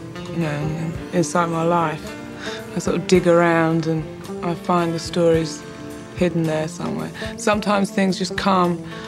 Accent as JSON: {"language": "English", "town": "Ibadan", "region": "Oyo", "country": "Nigeria", "tie": "born or raised there", "also_born_or_lived": "England", "moved": "yes", "said": "I was born in Nigeria, in somewhere called Ibadan"}